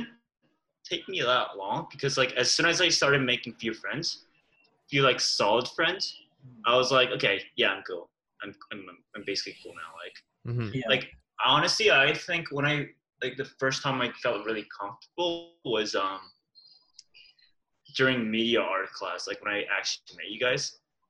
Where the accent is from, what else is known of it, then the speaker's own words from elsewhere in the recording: South Korea; also born or lived in New Brunswick, Canada; now in Kingston, Canada; Yeah, I was from Korea, moved to New Brunswick.